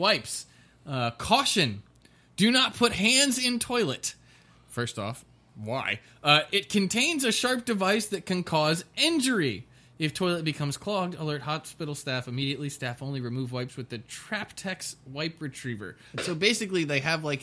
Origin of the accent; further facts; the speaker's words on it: United States; I'm American